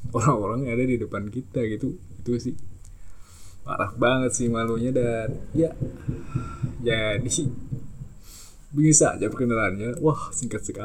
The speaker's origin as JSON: {"language": "Indonesian", "town": "Banjarmasin", "region": "South Kalimantan", "country": "Indonesia", "said": "gue dari Banjarmasin soalnya dari Kalimantan Selatan dan ya salam kenal semuanya"}